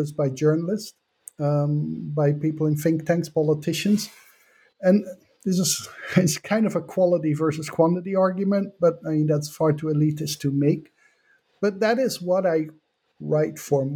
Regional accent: Netherlands; moved away as an adult; now in United States; I come from the Netherlands.

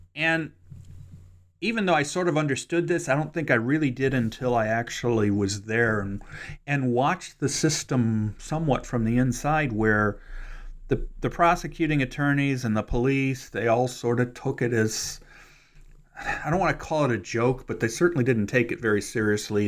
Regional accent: Cleveland, Ohio, United States; moved away as an adult; now in Kentucky, United States; that's my hometown

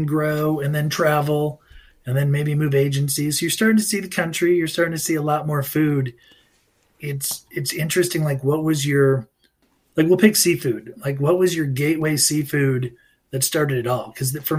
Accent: Midwest, United States; I've never had, I don't know, tamales before, growing up in the Midwest. And then you're in California, you're on the West Coast

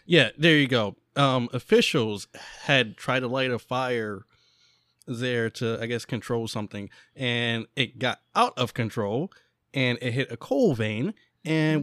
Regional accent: Central Pennsylvania, United States; we are from Central Pennsylvania.

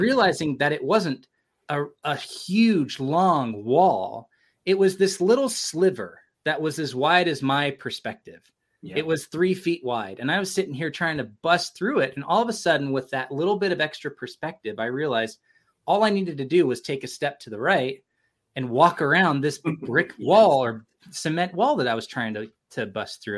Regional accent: California, United States; now in Provo, United States; I've been here since 2001. I grew up in California but this is my home now

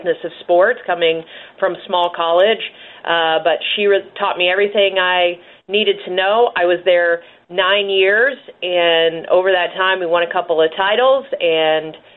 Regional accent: Midwest, United States; moved away; also born or lived in Missouri; growing up in the Midwest

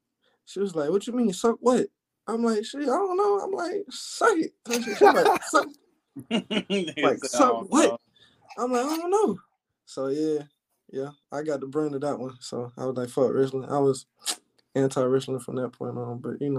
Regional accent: Alabama, United States; of course, I'm from Alabama, you know, grew up in Alabama. I moved around a lot, though

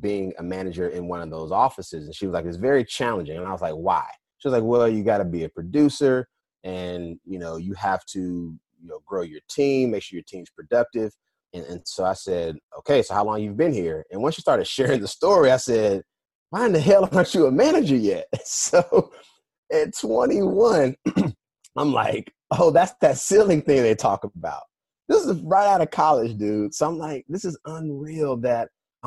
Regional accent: Durham, North Carolina, United States; moved away as an adult; also born or lived in Philadelphia; I'm from North Carolina, born and raised in Durham, an A&T graduate. And I left like right after I graduated.

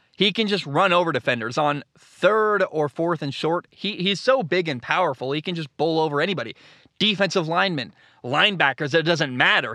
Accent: United States; I grew up in America.

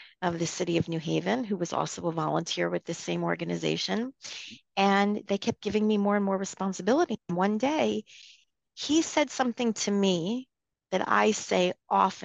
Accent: outside of New Haven, Connecticut, United States; I grew up outside of New Haven, Connecticut, in a small, you know, suburb.

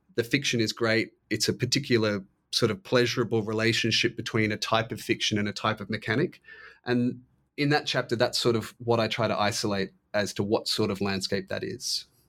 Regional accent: Australia; I'm Australian

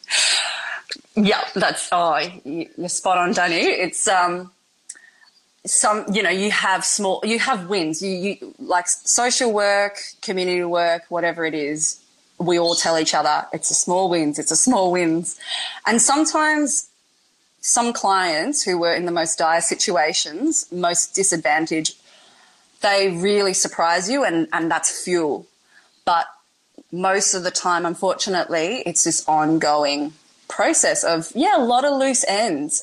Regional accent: Melbourne, Victoria, Australia; also born or lived in Hong Kong / Coffs Harbour; now in Northern Rivers, Australia; originally, I was born in Hong Kong and then moved over to Australia, Melbourne, been there for most of my life.

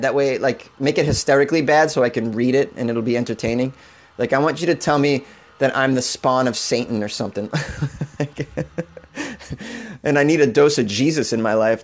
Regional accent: United States; As a child growing up on the New Hampshire border

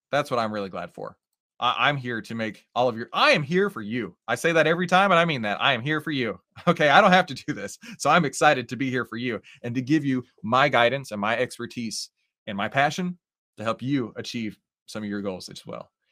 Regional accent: Texas, United States; accent: Texas; I am from Texas, and every once in a while, my little Texas accent will come out

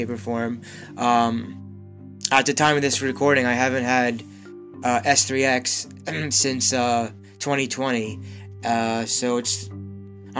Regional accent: Pennsylvania, United States; a 37 single Jewish man from Pennsylvania

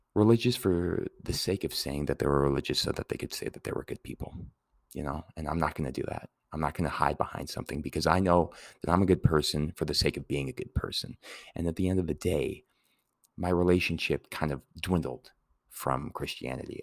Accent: Santa Fe, New Mexico, United States; as a kid, you know, growing up in Santa Fe

